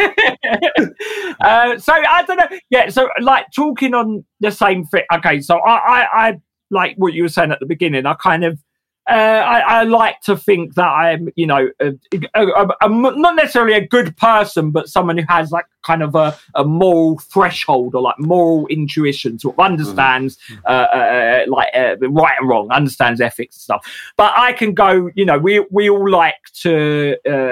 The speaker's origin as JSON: {"language": "English", "region": "England", "country": "United Kingdom", "said": "as English workers"}